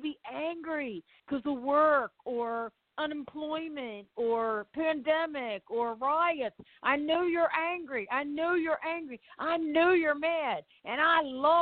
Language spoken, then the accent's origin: English; Baltimore, Maryland, United States; also born or lived in Los Angeles; now in Orlando, United States; I'm from Baltimore, but I'm in Orlando